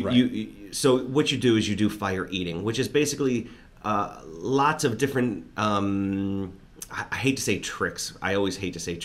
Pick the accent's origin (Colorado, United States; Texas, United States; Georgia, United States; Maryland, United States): Maryland, United States; Baltimore; in Baltimore, my hometown